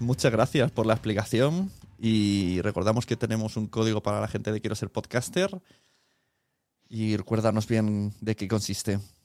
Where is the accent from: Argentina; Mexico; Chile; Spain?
Spain; como español